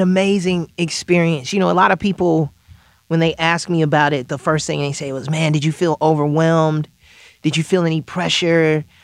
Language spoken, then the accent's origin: English; Chicago, Illinois, United States; even from my hometown, Chicago